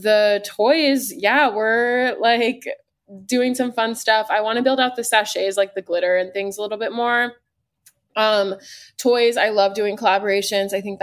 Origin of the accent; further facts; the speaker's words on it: Arizona, United States; moved away; I'm from Arizona originally